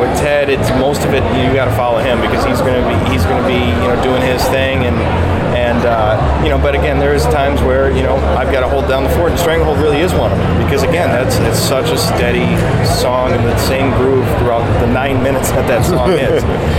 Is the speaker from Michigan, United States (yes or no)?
yes; Detroit, Michigan, United States; born or raised there